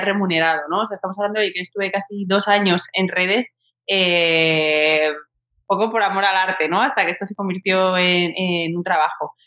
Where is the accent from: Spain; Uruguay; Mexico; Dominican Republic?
Spain; Alcalá de Henares, Community of Madrid; now in Madrid, Spain; yo soy de Alcalá de Henares de toda la vida. Yo estudié allí, me crié allí en un barrio